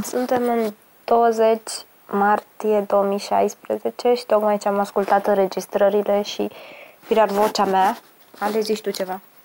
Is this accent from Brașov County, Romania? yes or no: no; Lița, Teleorman County, Romania; also born or lived in Turnu Măgurele, Teleorman; M-am născut în turnul Măgurele, Teleorman, un oraș pe malul Dunării aproape la fel de mic cât un cartier din București. Am copilărit apoi în Lița, un sat cu o singură stradă denumită, situat pe un deal